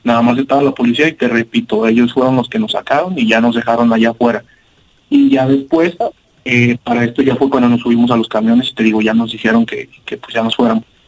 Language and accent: Spanish; Guadalajara, Jalisco, Mexico; somos de acá del sur de Guadalajara, de hecho son varias este, pues, colonias o barrios, como le quieran decir, eh, somos acá de Higuerillas